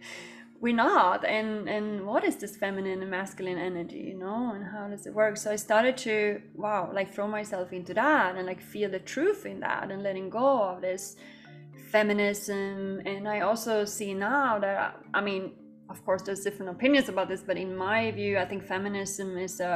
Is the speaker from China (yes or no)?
no; Sweden; now in Bali, Indonesia; I grew up in Sweden